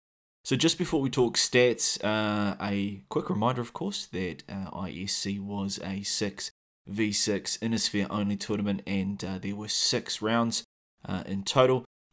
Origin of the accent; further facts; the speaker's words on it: New Zealand; accent: New Zealand; So yeah, if you can't handle my sexy Kiwi accent for too long, I will leave some timestamps in the show notes